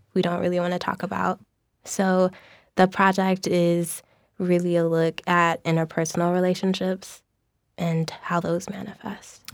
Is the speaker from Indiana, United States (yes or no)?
no; St. Louis, Missouri, United States; moved away; I am from Saint Louis